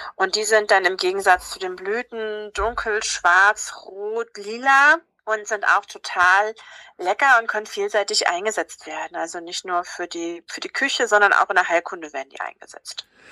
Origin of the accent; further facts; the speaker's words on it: Havelland, Brandenburg, Germany; ich komme aus dem Havelland